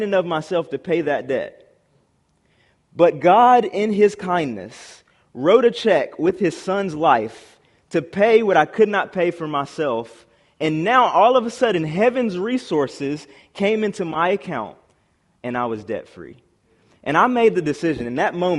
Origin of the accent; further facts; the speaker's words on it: South Carolina, United States; moved away as an adult; I'm from South Carolina originally, and I was going to the University of North Carolina